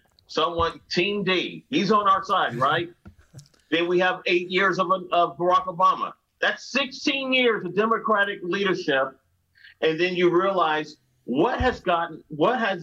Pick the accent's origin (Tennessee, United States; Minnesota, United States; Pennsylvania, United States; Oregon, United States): Tennessee, United States; Nashville; also born or lived in Cleveland, Ohio; I grew up in the South. We moved from Cleveland, Ohio to Nashville when I was 7 years old.